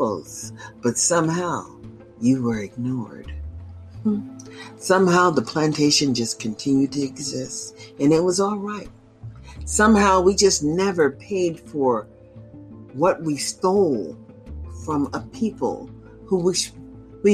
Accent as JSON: {"language": "English", "country": "United States", "said": "I'm African American, and my advocacy is for the majority of my people"}